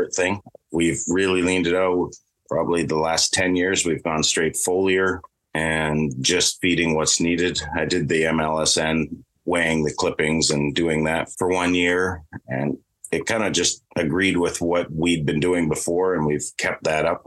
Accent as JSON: {"language": "English", "area": "just south of Calgary", "region": "Alberta", "country": "Canada", "tie": "born or raised there", "also_born_or_lived": "Osoyoos, British Columbia / Terrace, British Columbia", "moved": "as an adult", "lives_now": "Thornhill, Canada", "said": "I was in Alberta, grew up in Alberta, just south of Calgary, and worked at the Turner Valley course for 5 years"}